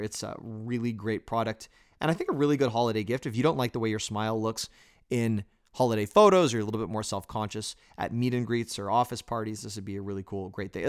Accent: Toronto, Ontario, Canada; moved away; I was born in Toronto, Canada, and I am Canadian

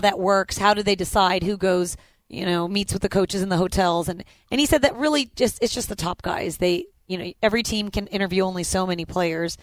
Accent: Indianapolis, Indiana, United States; moved away as an adult; now in Houston, United States; I've lived more of my adult life in Houston than I have in Indianapolis.

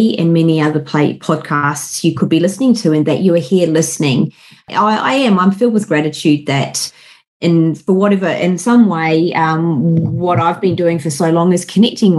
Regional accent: Wellington, New Zealand; moved away as an adult; also born or lived in London, United Kingdom; now in Sydney, Australia; I'm a Kiwi. Born and bred in Wellington, the mighty windy Wellington

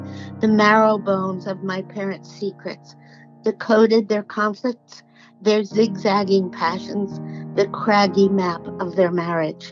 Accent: New York City, New York, United States; I was raised in Jamaica, Queens.

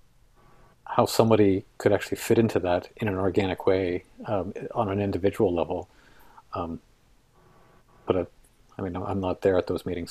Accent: Canada; We live in Canada. We have a certain way of being Canadian

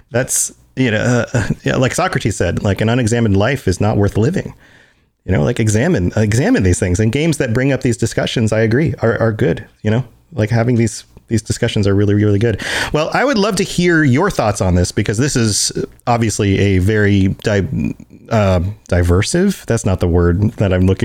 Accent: Puerto Rico; I'm Puerto Rican.

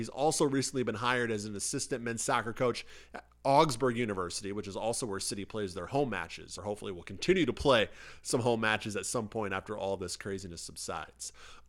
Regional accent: Illinois, United States; moved away as an adult; now in Minnesota, United States; I was not born and raised here in Minnesota. I'm from Illinois.

